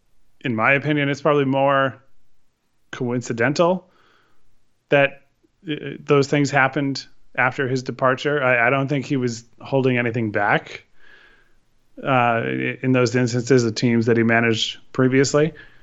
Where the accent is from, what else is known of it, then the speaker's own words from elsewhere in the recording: Connecticut, United States; for me growing up in Connecticut